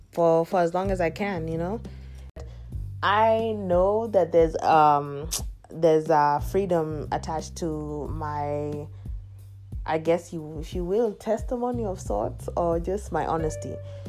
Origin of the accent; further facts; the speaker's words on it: Kenya; moved away; I definitely see how I am proudly Kenyan still, even 18 years after leaving the country, Kenya, and not being there since.